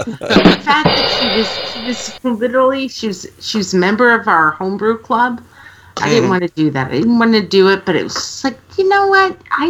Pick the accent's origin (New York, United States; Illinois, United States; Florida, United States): New York, United States; Hudson Valley; now in Washington, D.C., United States; I was from the Hudson Valley